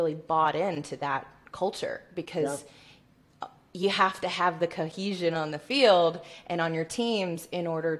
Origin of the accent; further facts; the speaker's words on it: Tuscaloosa, Alabama, United States; I grew up in Tuscaloosa, Alabama